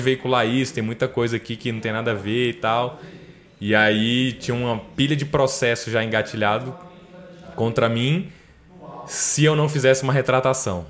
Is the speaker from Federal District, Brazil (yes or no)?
yes; Brasília, Federal District, Brazil; also born or lived in Aracaju, Sergipe; nasci em Aracaju, Sergipe. Na época lá meus pais estavam meu pai estava trabalhando para Petrobras lá em Aracaju e aí a gente a família foi para lá, eu nasci lá, mas com um ano a gente veio para Brasília. E aí eu moro em Brasília desde então